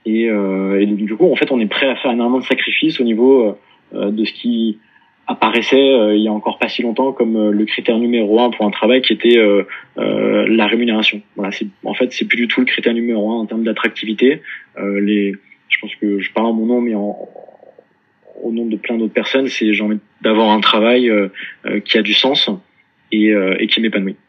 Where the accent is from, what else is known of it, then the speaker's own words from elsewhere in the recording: Paris, Île-de-France, France; also born or lived in Dublin / Melbourne; je suis né et, grandi à Paris